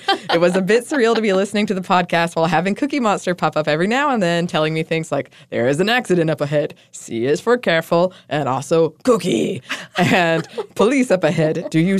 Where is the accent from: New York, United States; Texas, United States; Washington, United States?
New York, United States; Rochester; I grew up in Rochester, New York, and a bar called Lux offers a tray of peanut butter sandwiches on Tuesday nights.